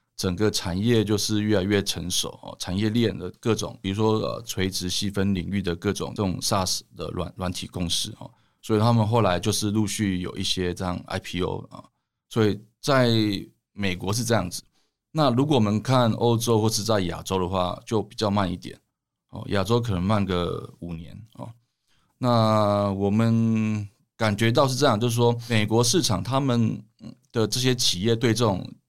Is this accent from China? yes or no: no; Tainan, Taiwan; 因为我是台南人啊，所以我就在台南创业